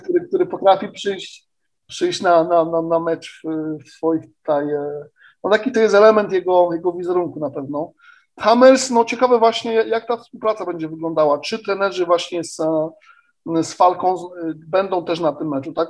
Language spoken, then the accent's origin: Polish; Poznań, Greater Poland, Poland; jako Poznaniak